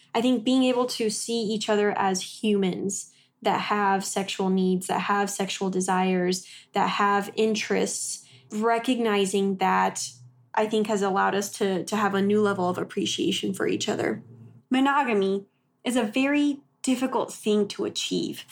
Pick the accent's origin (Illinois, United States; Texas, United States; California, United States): Texas, United States; moved away as an adult; also born or lived in Oklahoma; we grew up in Texas, and then I went to school in Oklahoma